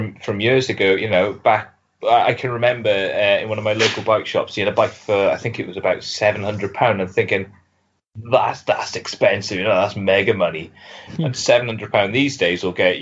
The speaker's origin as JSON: {"language": "English", "town": "Swansea", "region": "Wales", "country": "United Kingdom", "tie": "born or raised there", "said": "I grew up in Swansea, so I'm not too far from there now"}